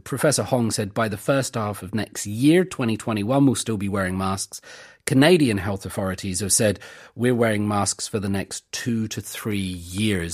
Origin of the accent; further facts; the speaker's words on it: United Kingdom; now in South Korea; we're British.